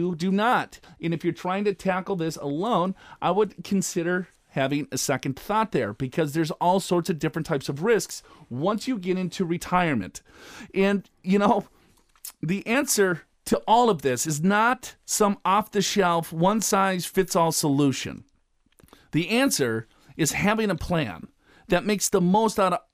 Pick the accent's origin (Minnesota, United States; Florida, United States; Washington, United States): Minnesota, United States; I'm from Minnesota. And I grew up about maybe a mile and a half from ….